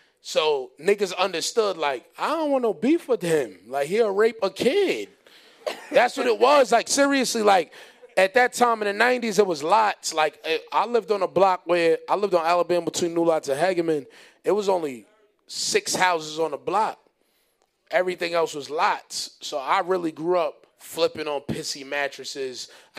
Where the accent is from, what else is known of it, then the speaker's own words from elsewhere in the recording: Honduras; But besides that, I ain't doing no basketball, son. I'm from Honduras.